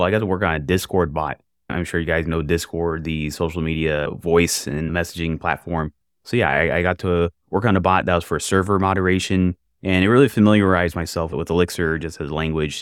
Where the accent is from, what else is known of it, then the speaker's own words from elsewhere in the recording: Jacksonville, Florida, United States; I am from Jacksonville, Florida, software developer